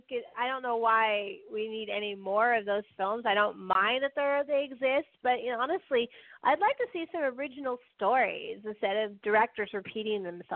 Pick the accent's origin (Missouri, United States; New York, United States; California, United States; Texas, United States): California, United States; Berkeley; I loved UC Theater when I grew up in Berkeley.